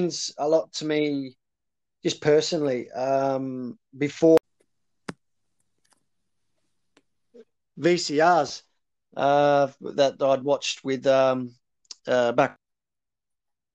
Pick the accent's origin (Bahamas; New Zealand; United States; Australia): Australia; moved away; also born or lived in Coventry / Edinburgh; I come from Australia